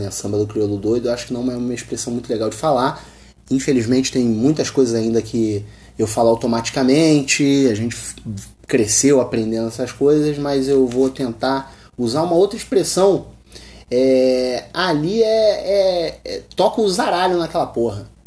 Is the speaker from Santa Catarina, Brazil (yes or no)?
no; Rio de Janeiro, Brazil; eu sou do Rio de Janeiro, eu chego em um outro estado, os caras querem tirar onda comigo porque eu sou carioca. Falei com um sotaque diferente